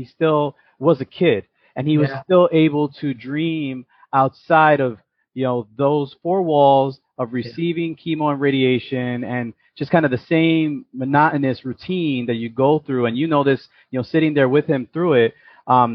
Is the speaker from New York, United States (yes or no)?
yes; New York City, New York, United States; also born or lived in Yonkers; I was born and raised in the Bronx.